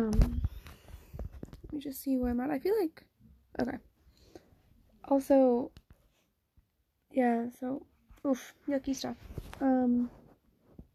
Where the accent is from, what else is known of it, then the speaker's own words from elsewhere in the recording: United States; moved away as an adult; now in Netherlands; I'm American